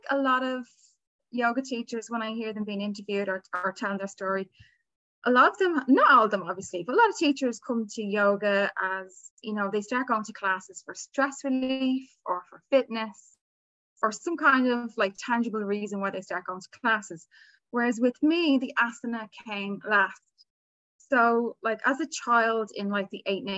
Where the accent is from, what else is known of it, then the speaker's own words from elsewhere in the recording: Dublin, Leinster, Ireland; I'm here in Dublin, Ireland, where I was born, where I've lived all my life.